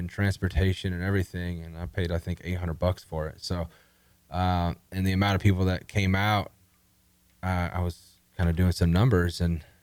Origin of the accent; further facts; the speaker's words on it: The Woodlands, Texas, United States; also born or lived in South Carolina; born and raised in the Woodlands, Texas